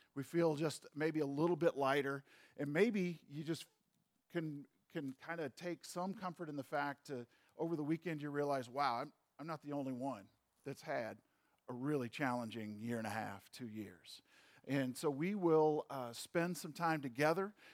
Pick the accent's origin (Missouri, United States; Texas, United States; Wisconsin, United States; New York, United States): Missouri, United States; St. Louis; moved away; I grew up in St. Louis.